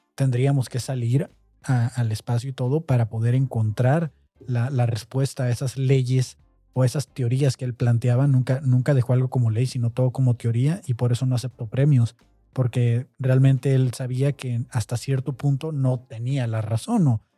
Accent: Mexico; nosotros como mexicanos

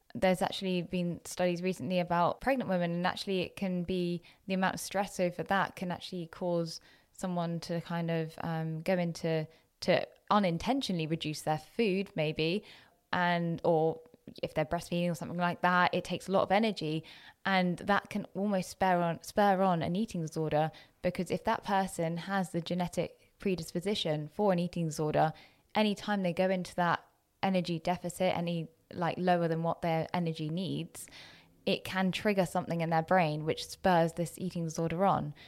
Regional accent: Jersey; moved away as an adult; also born or lived in Loughborough, England / Leicester, England; I had been so used to being in my little bubble of Jersey, of really quite monocultural, to be honest.

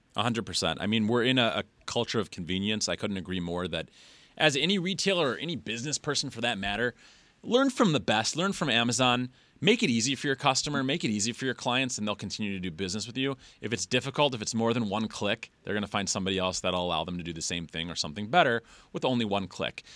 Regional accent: Detroit, Michigan, United States; I'm from Metro Detroit. It's where I live now

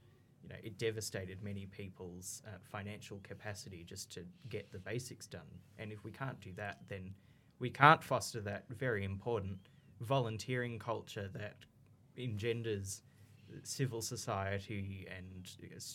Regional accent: Canberra, Australian Capital Territory, Australia; I'm from Canberra, so I had it way better than most students

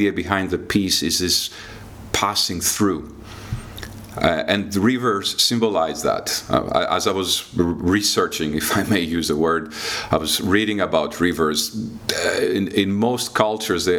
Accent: Greece; moved away as an adult; also born or lived in Athens / London; now in Lithuania; I was a kid growing up in Greece in the mid-80s

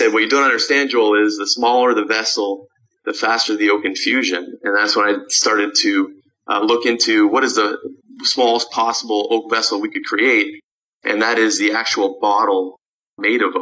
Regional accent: Canada; moved away as an adult; now in Chicago, United States; I grew up in Canada.

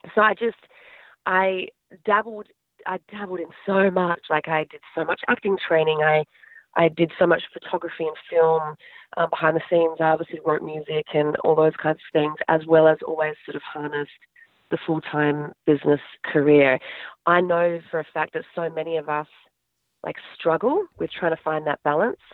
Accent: Adelaide, South Australia, Australia; moved away as an adult; now in United States; I grew up in Adelaide, South Australia

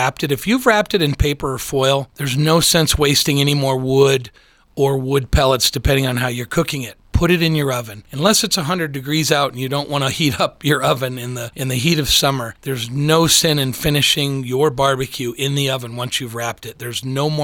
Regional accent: Midwest, United States; I grew up in the Midwest

